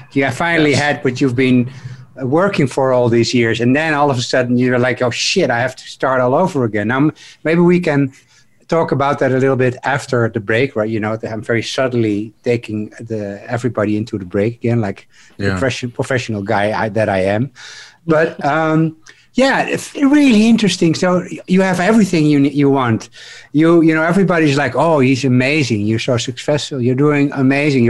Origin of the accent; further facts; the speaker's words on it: Netherlands; I'm from Holland.